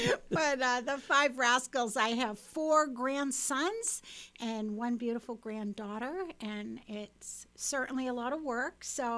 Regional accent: Falmouth, Massachusetts, United States; moved away as an adult; also born or lived in Westfield, Massachusetts; now in Malden, United States; I come from Falmouth, Mass, and I went off to college at Westfield State

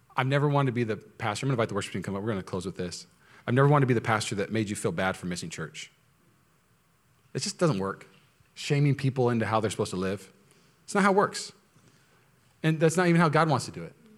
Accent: Washington, United States; now in California, United States; I'm from Washington State

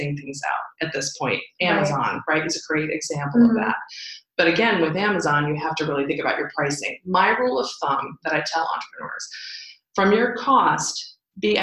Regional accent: Chicago, Illinois, United States; now in South Florida, United States; I'm from Chicago originally, born and raised

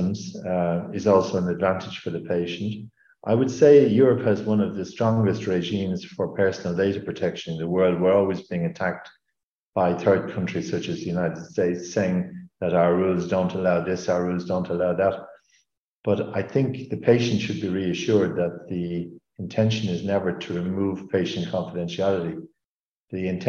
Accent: Ireland; now in Luxembourg; in Ireland, in my home country

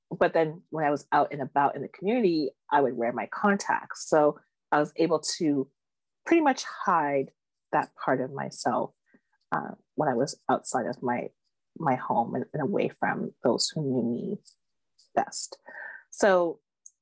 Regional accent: Toronto, Ontario, Canada; I grew up in the East End of Toronto. I'm a Scarborough girl, born and raised.

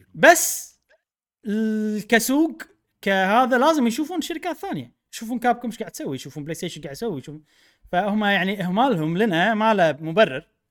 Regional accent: Kuwait; انا من الكويت

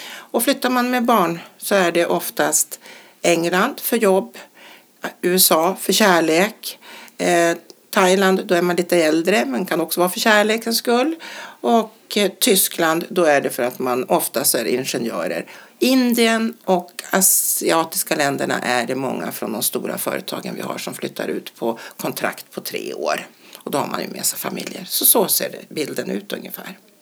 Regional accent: Sweden

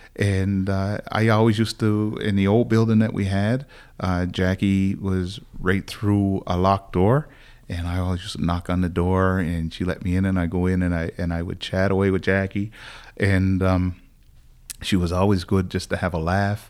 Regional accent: Sydney, Nova Scotia, Canada; We're both from Whitney Pier.

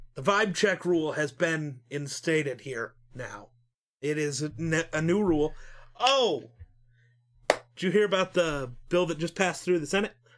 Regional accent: Wyoming, United States

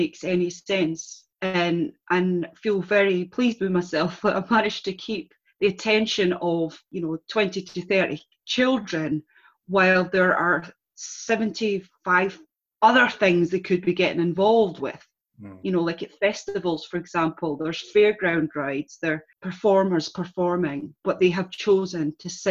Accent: Scotland, United Kingdom; I'm born Scottish and all I've ever been taught to read and write in is English.

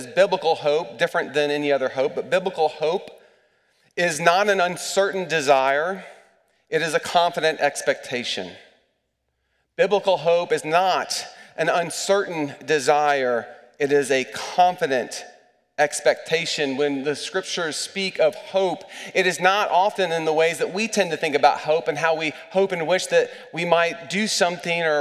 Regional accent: East Tennessee, United States; Growing up in East Tennessee

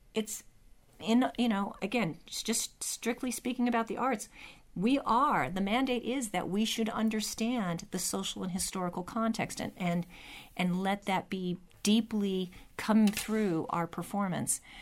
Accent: California, United States; a Californian who, I thought I knew my history

